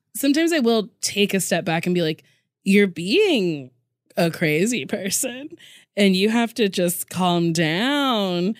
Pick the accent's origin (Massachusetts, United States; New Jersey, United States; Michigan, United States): New Jersey, United States; Lincroft; Middletown, New Jersey, Monmouth